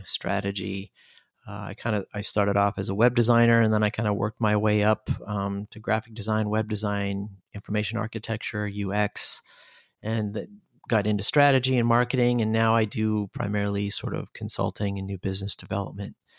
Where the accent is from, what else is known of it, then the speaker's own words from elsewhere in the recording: Seattle, Washington, United States; moved away as an adult; now in Germany; I'm originally from Seattle, Washington, USA